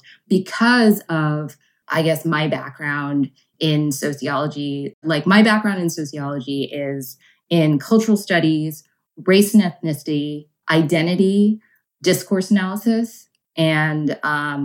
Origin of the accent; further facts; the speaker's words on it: New York City, New York, United States; I grew up in Brooklyn